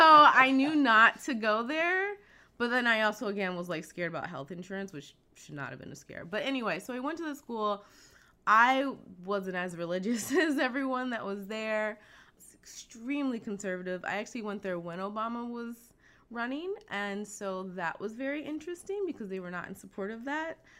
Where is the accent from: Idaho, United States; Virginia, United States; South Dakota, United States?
Virginia, United States; Virginia Beach; moved away as an adult; also born or lived in Ohio; now in Los Angeles, United States; I am from Virginia, Virginia Beach, Virginia. That's where I grew up. Born in Ohio, but grew up mostly in Virginia Beach